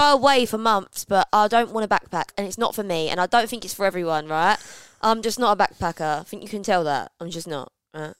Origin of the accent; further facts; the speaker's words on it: London, United Kingdom; moved away as an adult; now in Essex, United Kingdom; I grew up in London, as I know, bang, E three